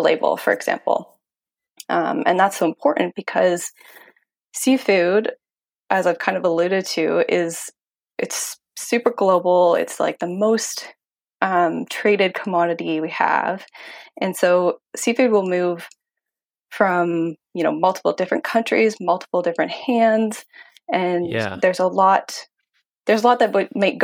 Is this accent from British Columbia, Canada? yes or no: no; Ontario, Canada; moved away; I am from Ontario originally